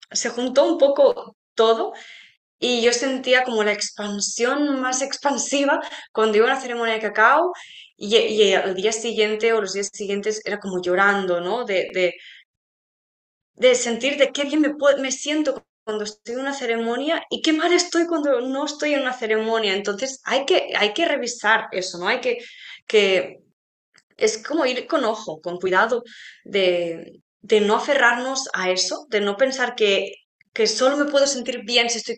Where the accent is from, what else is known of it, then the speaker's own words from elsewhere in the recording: Spain; a ver, nosotros somos españolas